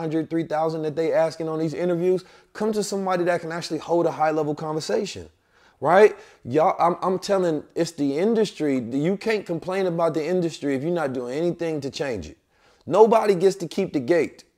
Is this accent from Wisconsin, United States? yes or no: no; St. Louis, Missouri, United States; also born or lived in Oakland; I'm Saint Louis and Oakland, so I got that revolutionary spirit too, not just the country